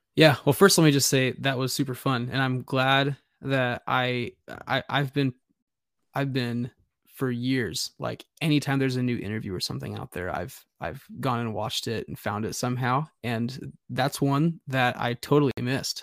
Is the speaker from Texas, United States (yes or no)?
no; Nebraska, United States; growing up as a kid in Nebraska